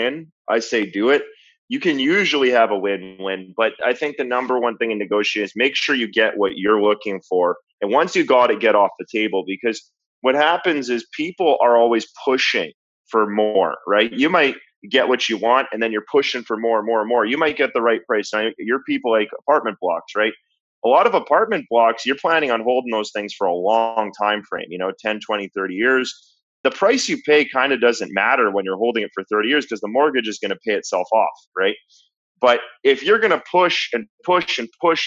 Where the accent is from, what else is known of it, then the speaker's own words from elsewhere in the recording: Canada; I'm from Canada